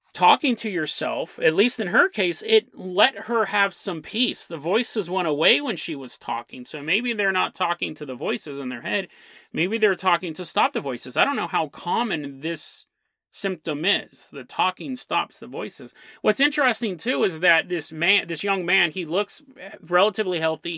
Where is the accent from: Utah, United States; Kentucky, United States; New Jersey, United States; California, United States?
California, United States; San Lorenzo; when I grew up in San Lorenzo, one of the places I grew up